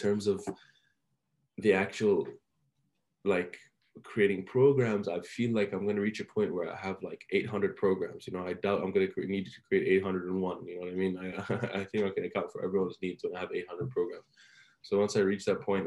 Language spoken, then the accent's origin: English; Oman; English is a second language; also born or lived in Iran; I was like this little, you know, Iranian kid just moved to Oman. Like I was fresh off the boat, moved to Oman